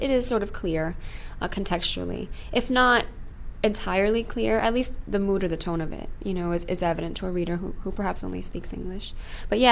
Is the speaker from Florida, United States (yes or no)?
yes; Miami, Florida, United States; I was born and raised in Miami, bilingual.